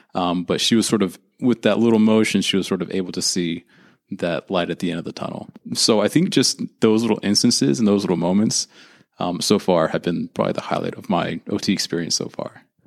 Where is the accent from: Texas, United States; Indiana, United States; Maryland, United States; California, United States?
California, United States; Santa Rosa; I am from Santa Rosa, California, which is in the lovely wine country of Northern California.